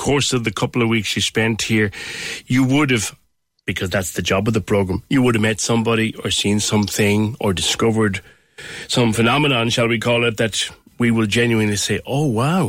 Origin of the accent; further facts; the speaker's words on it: Cork, Munster, Ireland; as a Corkman, I'm well familiar with Cape Clear.